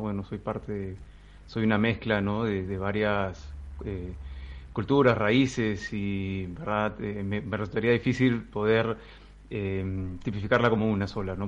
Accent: Peru; Yo me siento peruano

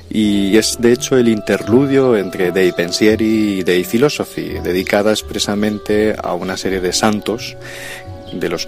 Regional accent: Andalusia, Spain; now in Catalonia, Spain; para mí, como andaluz de origen jienense, pues ha sido todo un placer. La verdad es que llevo ya muchos años en Cataluña y esta es la segunda exposición que hago en Andalucía.

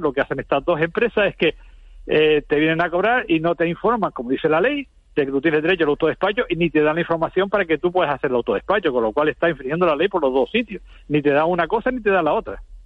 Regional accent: Spain; como españoles

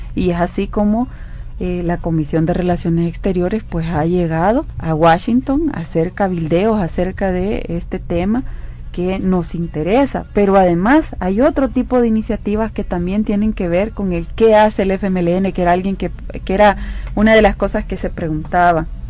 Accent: El Salvador; nuestro compromiso como salvadoreños

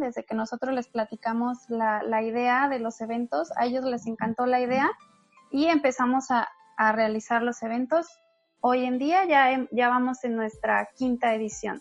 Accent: Nayarit, Mexico; moved away as an adult; now in Playa del Carmen, Mexico; Yo soy de Nayarit

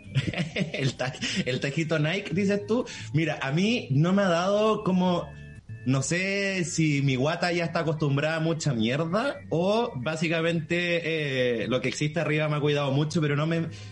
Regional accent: Chile; moved away as an adult; como buena chilena

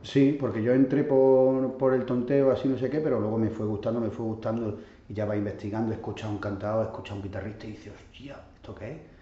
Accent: Catalonia, Spain; mis padres son andaluces, yo soy catalán, soy, esto estoy contando en Barcelona

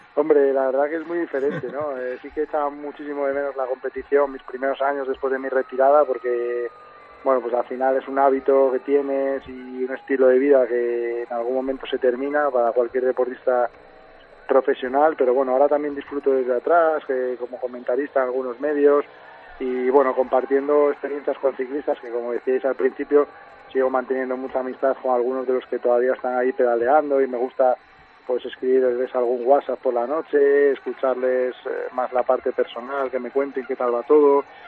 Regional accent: Cangas del Narcea, Asturias, Spain; en mi pueblo, en Canas de Narcea

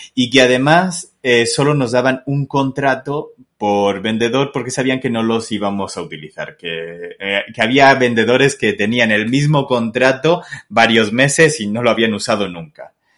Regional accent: Castilla-La Mancha, Spain; also born or lived in Murcia, Spain; now in Guadalajara, Mexico; soy manchego, pero no, no estoy en Guadalajara de Castilla-La Mancha, estoy en México.

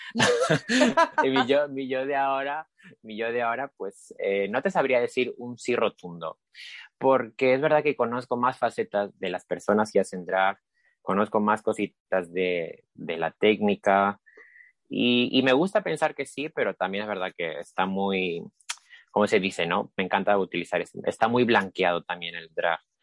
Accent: Lima, Peru; now in Spain; en Lima, que es donde soy, soy de Perú

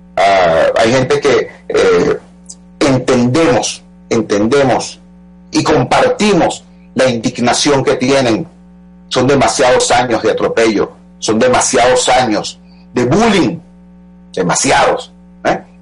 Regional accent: Venezuela; Todos somos venezolanos

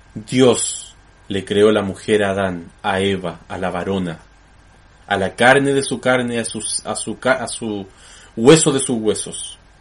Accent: Chile

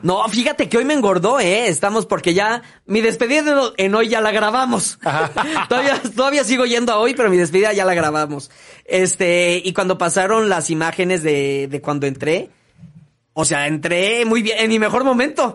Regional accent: Mexico; México, obviamente, es nuestra patria.

